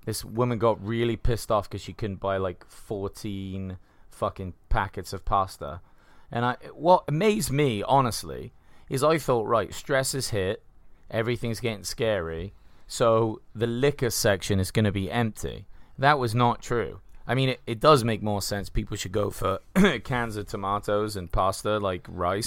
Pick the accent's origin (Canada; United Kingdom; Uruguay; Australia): United Kingdom; England; now in United States; we're from England